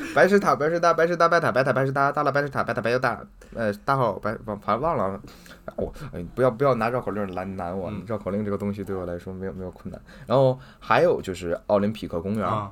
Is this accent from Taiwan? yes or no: no; Beijing, China; 我们北京人平常没事儿的时候会溜达着会去哪些地方啊